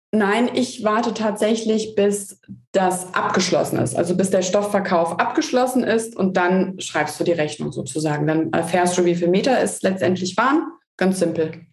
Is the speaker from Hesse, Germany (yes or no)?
yes; Hesse, Germany; als Hesse